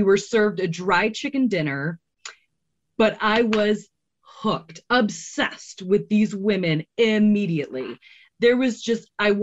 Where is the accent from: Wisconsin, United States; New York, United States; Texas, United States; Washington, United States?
New York, United States; Rochester; I grew up in Rochester. Most of the men in my family worked at Kodak